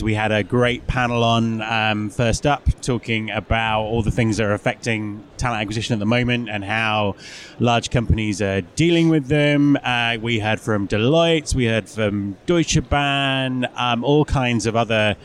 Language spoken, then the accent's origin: English; England, United Kingdom; moved away as an adult; also born or lived in Cornwall; now in Scotland, United Kingdom; English. I'm English.